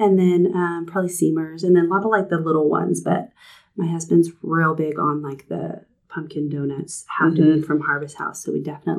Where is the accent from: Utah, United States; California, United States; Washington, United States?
Washington, United States; Newport; now in Spokane, United States; I moved around a lot as a kid, but I did grow up like high school age just north of Spokane up in Newport. Okay. If anyone knows where Newport is. It's a tiny little town.